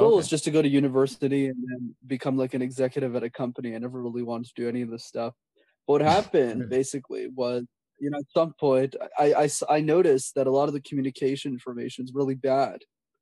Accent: Montreal, Quebec, Canada; when I was a kid growing up in Montreal

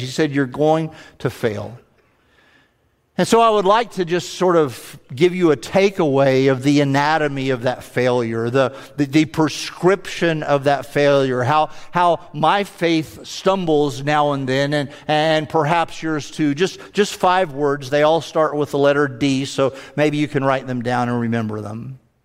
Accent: the South, United States; accent: southern; they can tell as soon as I open my mouth, I'm from the South

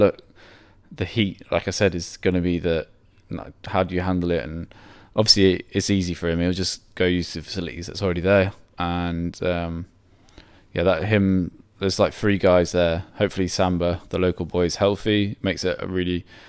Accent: United Kingdom; hopefully, as a British spectator, it'll be a successful championships.

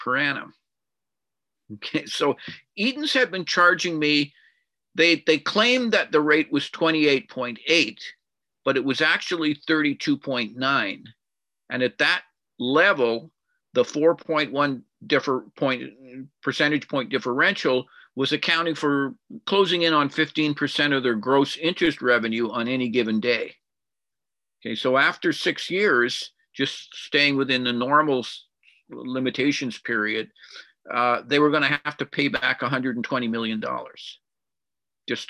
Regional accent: Winnipeg, Manitoba, Canada; also born or lived in Edmonton / Vancouver Island / South Africa; now in Victoria, Canada; I was born in Winnipeg a long time ago, and I've lived about a third of my life in Winnipeg, another third in Edmonton, and the final third so far has been in Vancouver Island.

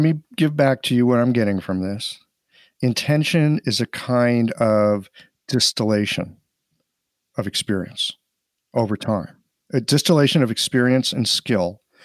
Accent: St. Louis, Missouri, United States; moved away as an adult; I'm just this, like, hick from Missouri

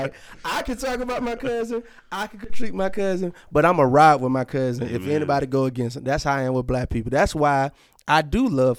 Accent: Georgia, United States; I'm a true Georgia boy

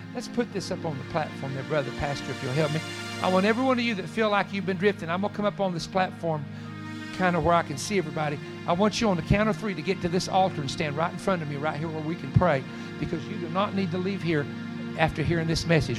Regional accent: Virginia, United States; I was from Virginia

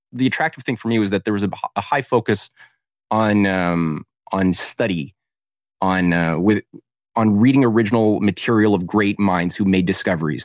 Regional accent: Canada; I was in Canada, um, as a Canadian activist

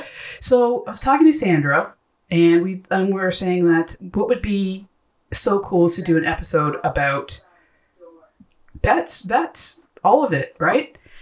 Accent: Ontario, Canada; That's something to be proud as a Canadian or Ontarian.

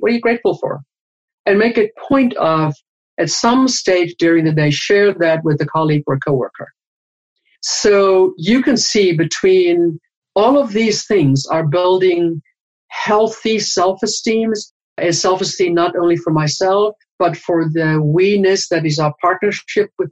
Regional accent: South Africa; I was born and raised in South Africa

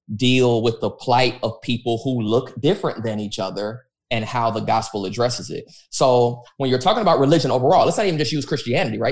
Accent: United States; I'm an American

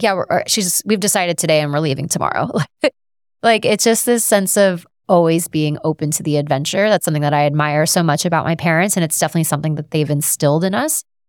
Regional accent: Southern Florida, United States; I'm from Southern Florida.

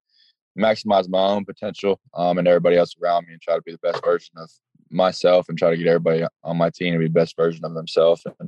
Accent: Charlotte, North Carolina, United States; back in my hometown

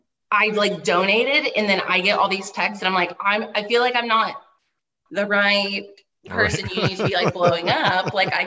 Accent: Dallas, Texas, United States; moved away; I'm originally from Dallas

